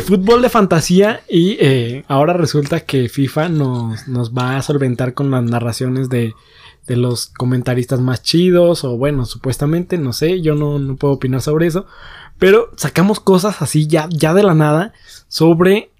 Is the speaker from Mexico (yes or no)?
yes; Mexico; como ciudadanos mexicanos